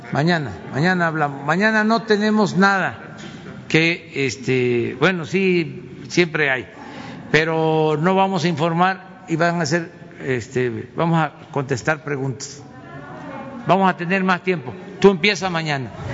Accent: Mexico; lo que somos los mexicanos

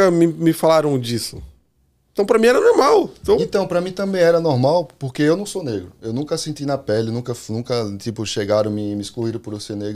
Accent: Pernambuco, Brazil; born there; Eu nasci no Pernambuco, mas eu.

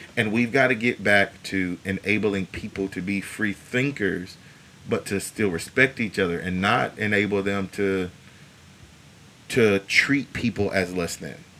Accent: United States; as the American people

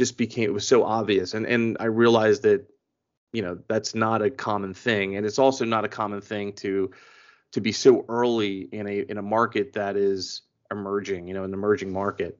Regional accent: Philadelphia, Pennsylvania, United States; moved away as an adult; also born or lived in Florida; I am originally from Philadelphia. Born and raised in Philadelphia, spent most of my life there

